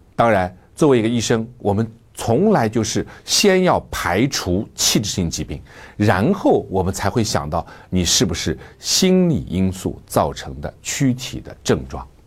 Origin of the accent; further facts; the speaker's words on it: China; 作为中国人